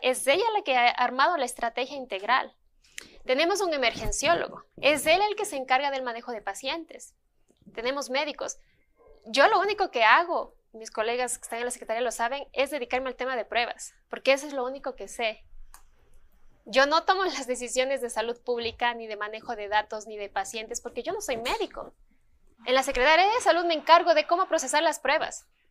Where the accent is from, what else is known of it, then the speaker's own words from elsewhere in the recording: Ecuador; yo no soy la única ecuatoriana que recibió ese premio